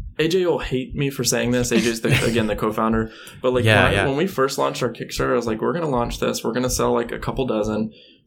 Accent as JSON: {"language": "English", "region": "Alabama", "country": "United States", "tie": "born or raised there", "said": "I grew up in Alabama"}